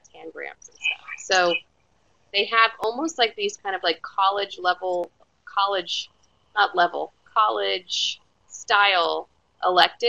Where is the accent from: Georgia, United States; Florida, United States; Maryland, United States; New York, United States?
Florida, United States; moved away as an adult; now in Austin, United States; I grew up in Florida